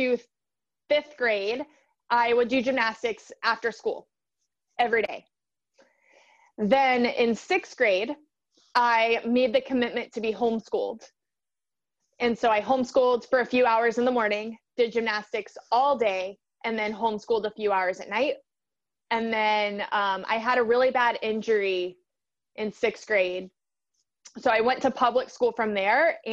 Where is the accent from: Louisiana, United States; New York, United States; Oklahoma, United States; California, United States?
Louisiana, United States; Baton Rouge; I grew up in Baton Rouge, Louisiana